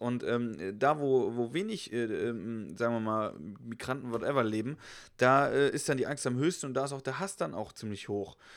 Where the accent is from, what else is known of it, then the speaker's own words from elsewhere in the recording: Germany; klar, bin ich Deutscher